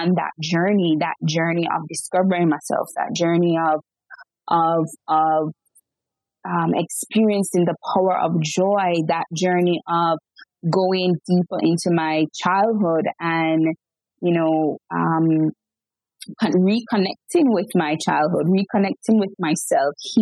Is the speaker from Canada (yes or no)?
no; Jamaica; I'm born and raised in Jamaica